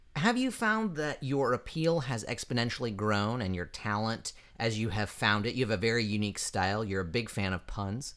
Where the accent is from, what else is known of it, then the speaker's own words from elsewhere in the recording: eastern Midwest, United States; I hail from the eastern side of the Midwest